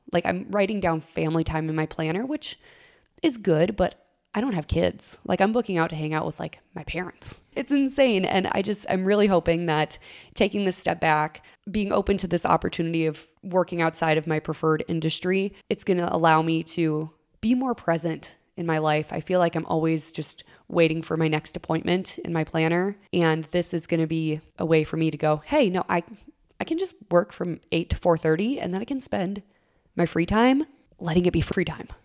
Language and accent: English; Minnesota, United States; I would spend all summer mowing lawns all across my hometown and then also babysitting on the side until I could legally get a real deal, state of Minnesota taxes